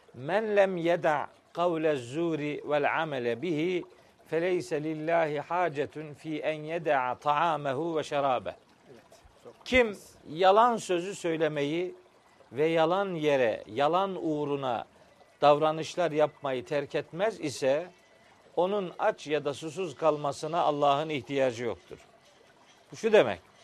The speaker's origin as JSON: {"language": "Turkish", "town": "Çaykara", "region": "Trabzon", "country": "Turkey", "tie": "born or raised there", "moved": "as an adult", "lives_now": "Samsun, Turkey", "said": "ben 1965 yılında Trabzon'un Çaykara ilçesinde dünyaya gelmişim"}